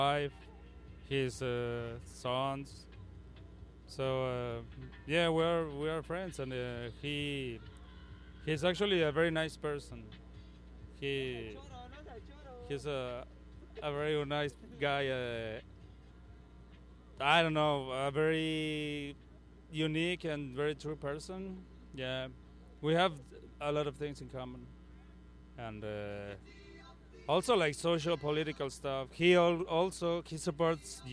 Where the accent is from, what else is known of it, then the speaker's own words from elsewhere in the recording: Mexico; now in Chicago, United States; I'm from Mexico